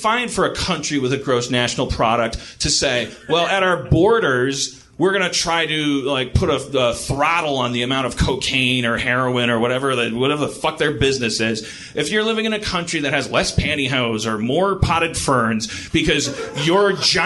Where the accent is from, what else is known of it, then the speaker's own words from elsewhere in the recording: United States; I'm an American.